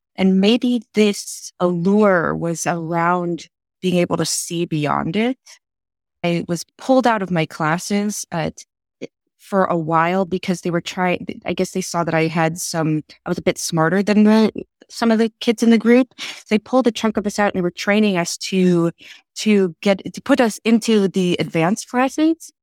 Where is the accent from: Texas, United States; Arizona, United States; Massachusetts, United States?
Texas, United States; I grew up in Texas